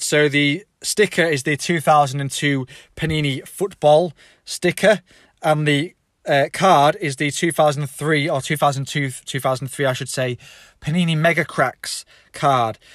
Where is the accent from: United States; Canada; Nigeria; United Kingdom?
United Kingdom; England; I'm English